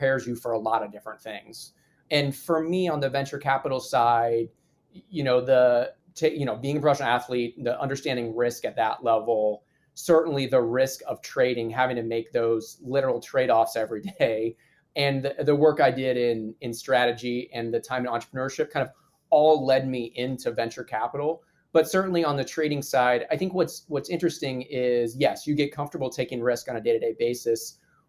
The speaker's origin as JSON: {"language": "English", "region": "Midwest", "country": "United States", "also_born_or_lived": "New Orleans, Louisiana", "moved": "as an adult", "said": "I'm a kid from the Midwest"}